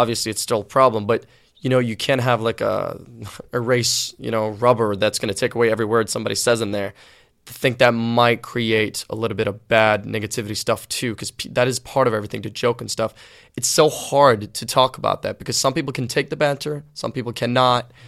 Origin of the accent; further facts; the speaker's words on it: Sweden; also born or lived in Liverpool, England / Gothenburg, Sweden; I kind of grew up in Sweden, but I had the whole English, you know, roots in me